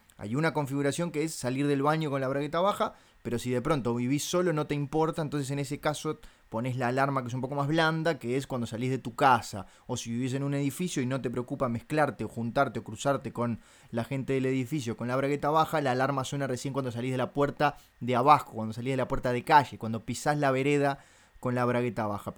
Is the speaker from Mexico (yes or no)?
no; Montevideo, Uruguay; yo soy uruguayo